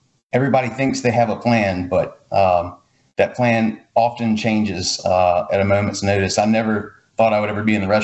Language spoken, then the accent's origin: English; Pass Christian, Mississippi, United States; also born or lived in Jackson, Mississippi; I was born and raised on the Mississippi Gulf Coast in Pas Crucian.